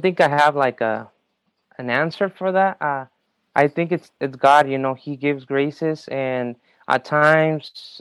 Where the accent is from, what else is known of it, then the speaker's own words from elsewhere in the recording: Mexico; moved away; I was born in Mexico.